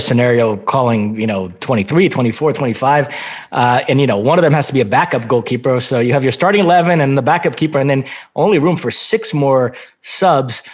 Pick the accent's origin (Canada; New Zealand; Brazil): Brazil; moved away; also born or lived in Michigan; born and raised in Brazil, so huge soccer fan